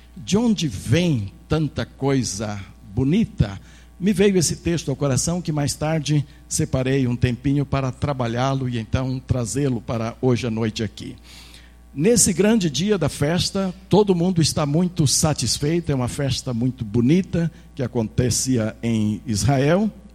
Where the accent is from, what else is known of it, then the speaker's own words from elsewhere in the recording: Brazil; nós como brasileiros